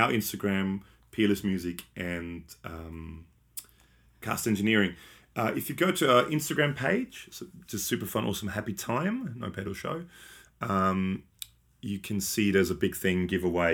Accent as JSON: {"language": "English", "country": "Australia", "said": "we're from Australia"}